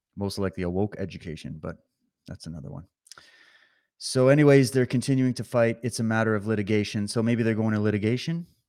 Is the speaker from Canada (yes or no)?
yes; Canada; I'm watching from Canada